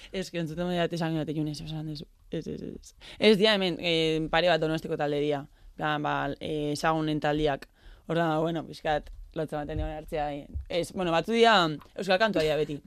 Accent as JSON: {"language": "Basque", "town": "Elgoibar", "region": "Basque Country", "country": "Spain", "tie": "born or raised there", "also_born_or_lived": "Barakaldo", "moved": "as an adult", "lives_now": "San Sebastián, Spain", "said": "elgoberren, elgoberren hasi nintzen txikitan"}